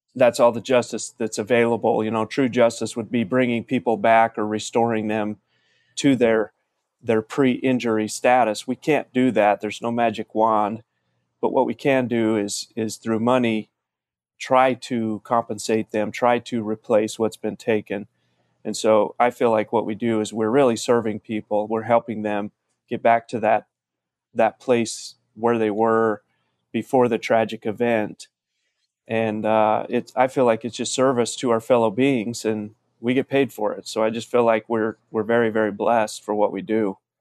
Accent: Salem, Utah, United States; moved away as an adult; now in Las Vegas, United States; I grew up in a little farming town in Utah called Salem

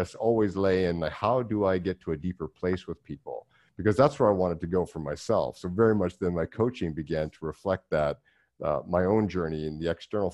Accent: Vancouver Island, British Columbia, Canada; I'm from Vancouver Island originally

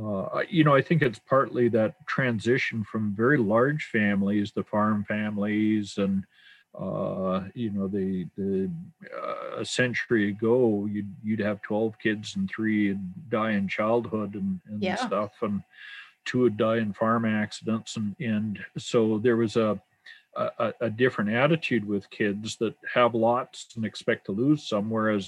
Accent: Edmonton, Alberta, Canada; There's three of us that were born and raised in Edmonton, and we up until COVID, we would be on display at the Valley Zoo as true Edmontonians.

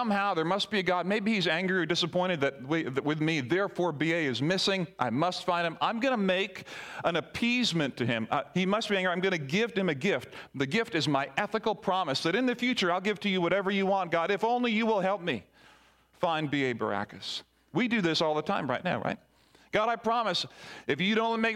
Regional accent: Barbados; as a young child growing up in Barbados

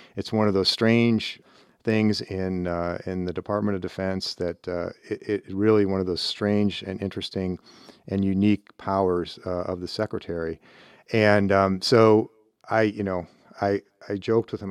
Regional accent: Cleveland, Ohio, United States; moved away as an adult; I grew up in Northeast Ohio and Cleveland

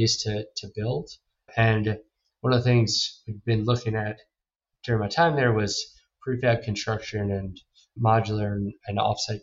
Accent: New York, United States; also born or lived in St. Louis; I grew up in New York

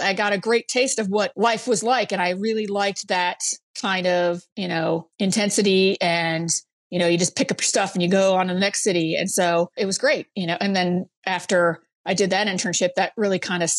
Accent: Brainerd, Minnesota, United States; in a really small town in northern Minnesota, Brainerd, Minnesota. Oh, yeah. And yes, of course, lost my accent, but I can bring it back when I need to.

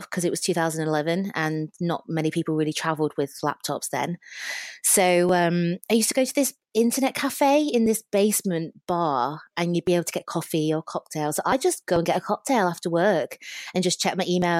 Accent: England, United Kingdom; moved away as an adult; also born or lived in Leeds / London / Australia / New Zealand; leaving England

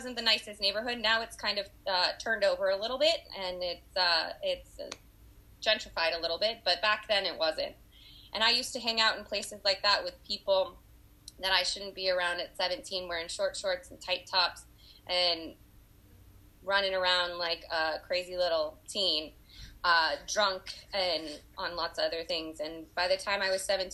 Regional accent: Los Angeles, California, United States; also born or lived in Oakland, California; I was born and raised in Los Angeles, California

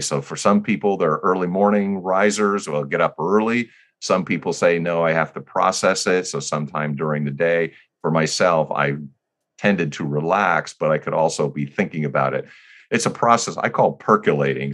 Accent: New Jersey, United States; now in California, United States; We were growing up in New Jersey.

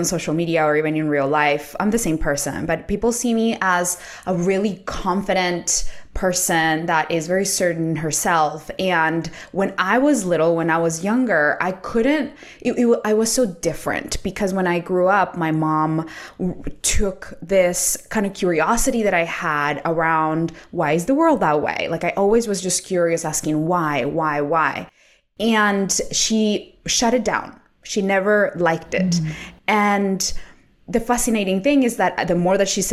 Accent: Colombia; English is a second language; now in United States; I come from South America, so I'm Colombian

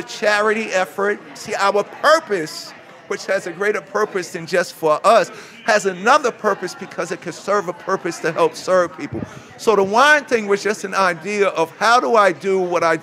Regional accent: New York City, New York, United States; So I'm this kid growing up in Hollis, Queens.

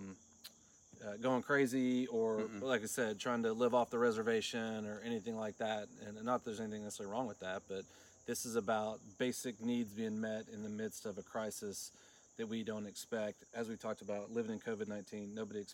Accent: Florida, United States; also born or lived in Caryville, Tennessee; now in Tennessee, United States; I grew up in Florida, actually, on the coast.

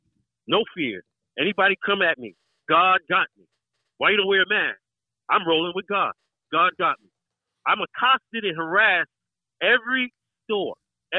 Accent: New York City, New York, United States; accent: New York; I was born and raised in Brooklyn, Brownsville, Brooklyn. I was born and raised there

